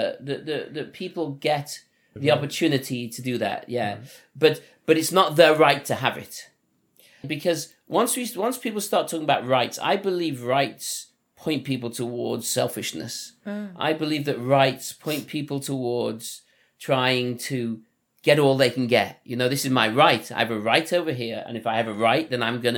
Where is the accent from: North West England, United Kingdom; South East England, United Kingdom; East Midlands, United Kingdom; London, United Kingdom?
North West England, United Kingdom; Liverpool; accent: Liverpool; moved away; my Liverpool accent